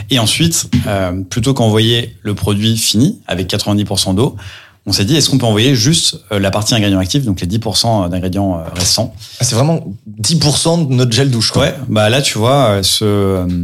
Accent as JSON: {"language": "French", "town": "Lyon", "region": "Auvergne-Rhône-Alpes", "country": "France", "also_born_or_lived": "New York", "moved": "yes", "lives_now": "Paris, France", "said": "j'ai 32 ans. Je suis marié, je suis papa d'un petit Gaspard qui a un an et demi. Je suis originaire de Lyon, mais euh, voilà, parisien d'adoption depuis euh, depuis quelques années."}